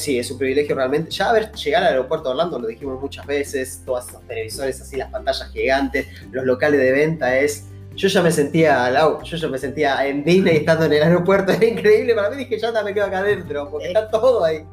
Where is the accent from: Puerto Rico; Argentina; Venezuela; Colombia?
Argentina; nosotros somos de Argentina